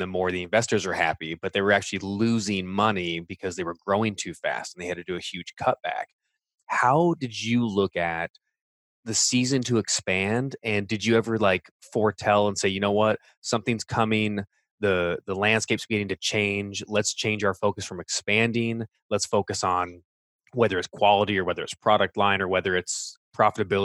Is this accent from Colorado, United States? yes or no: no; Orange County, California, United States; moved away as an adult; now in Grand Rapids, United States; I grew up and lived in Orange County, California for 38 years